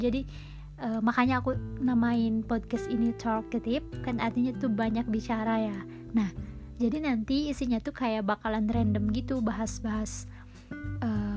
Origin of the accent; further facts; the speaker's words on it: West Java, Indonesia; accent: Sundanese; logat-, logat-logat Sundanya masih kebawa karena aku orang Sunda